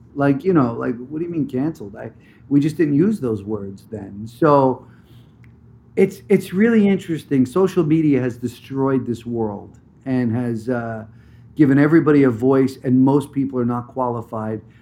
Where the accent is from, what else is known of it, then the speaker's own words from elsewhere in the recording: New Jersey, United States; moved away; I grew up in New Jersey